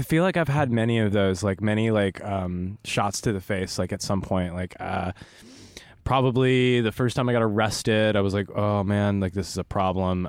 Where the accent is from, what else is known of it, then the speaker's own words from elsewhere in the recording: Los Angeles, California, United States; also born or lived in Burbank, California / Phoenix, Arizona; I am absolutely the pretentious L A native